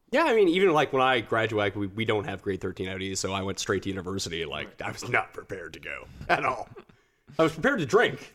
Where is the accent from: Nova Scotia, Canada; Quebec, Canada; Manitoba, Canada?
Nova Scotia, Canada; Halifax; also born or lived in Montreal / Calgary; now in Toronto, Canada; I'm from the East Coast. I'm from Halifax.